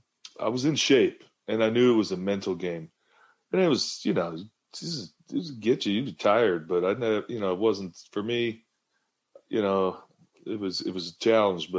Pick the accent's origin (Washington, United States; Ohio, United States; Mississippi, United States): Washington, United States; Seattle; born or raised there